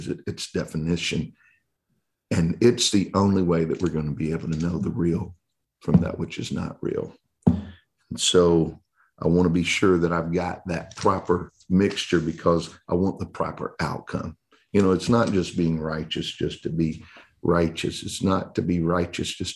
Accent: Texas, United States; I'm from Texas

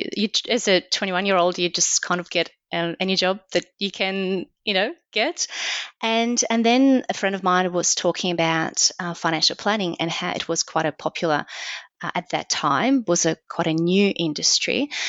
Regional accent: Belarus; born there; English is a second language; moved away as an adult; I'm from Belarus, which is a small, very small country in Eastern Europe. It used to be part of the Soviet Union. So I was born there, and I left when I was 21.

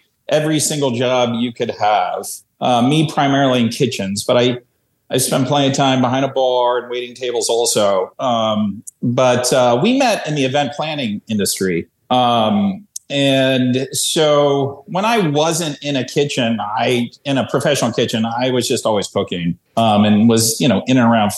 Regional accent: Columbus, Ohio, United States; moved away as an adult; now in Philadelphia, United States; I was born and raised in Columbus, Ohio, but I came out here in 1989 as a freshman in college, and I've spent most of my adult life in Philadelphia

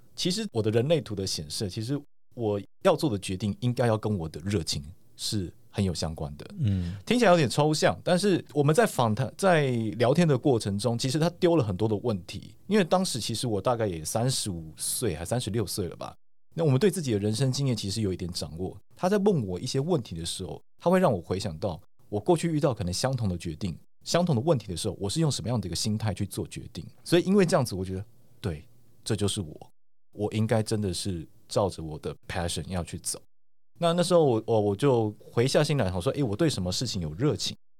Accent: Taiwan; 我是我从台湾来

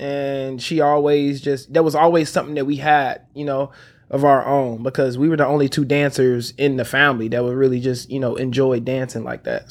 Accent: Memphis, Tennessee, United States; moved away as an adult; also born or lived in Chicago, Illinois / Los Angeles; I grew up in Memphis, Tennessee. So, I was born in Chicago, on the west side of Chicago, and, uh, my family, my mom moved to Memphis when I was around, like, seven years old.

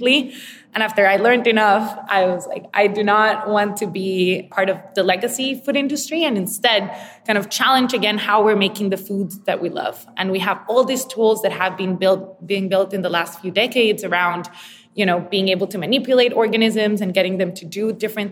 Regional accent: Costa Rica; I'm originally from Costa Rica, born and raised

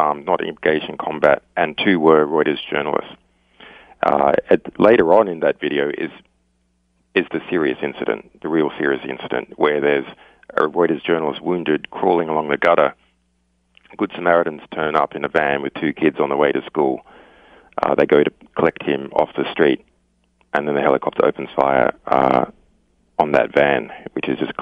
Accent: Australia; as an Australian, you know, Australia is a long way from anywhere else

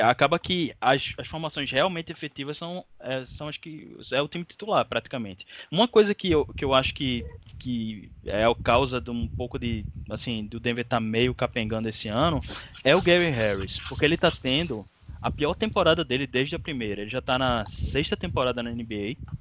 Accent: Recife, Pernambuco, Brazil; now in Olinda, Brazil; eu sou do Recife, mas eu moro em Olinda

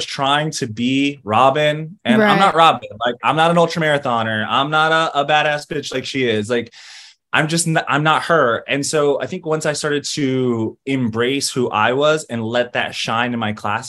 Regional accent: Greensboro, North Carolina, United States; moved away as an adult; also born or lived in Los Angeles, California; now in New York, United States; I was born in Los Angeles. I lived there till I was about 8. Me and my mom and like 3 cats and 2 dogs packed into a Chrysler and like moved across the country in the 90s. And we settled into Greensboro, North Carolina, where I grew up from 8 to 22

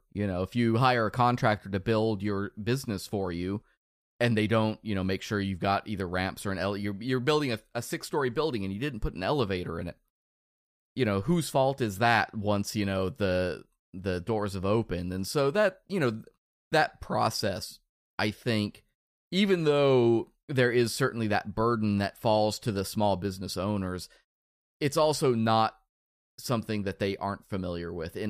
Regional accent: Netherlands; I'm from the Netherlands.

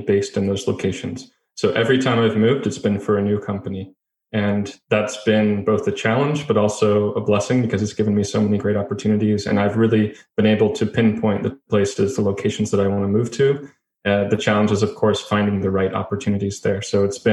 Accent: United States; moved away as an adult; also born or lived in Japan; I was born and raised in the United States

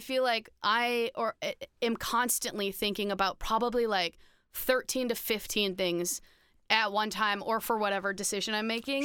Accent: Minnesota, United States; I'm from Minnesota

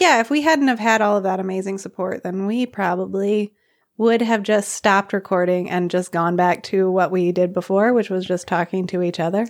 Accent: Arkansas, United States; moved away as an adult; now in Nepal; I'm from Arkansas.

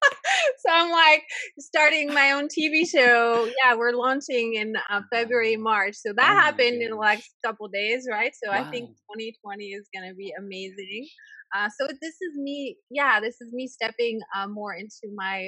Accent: France; moved away as an adult; now in United States; I grew up in France

